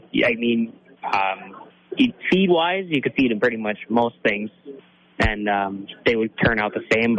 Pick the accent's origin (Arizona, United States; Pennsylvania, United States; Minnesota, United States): Minnesota, United States; Vesa; I'm from Vesa, Minnesota.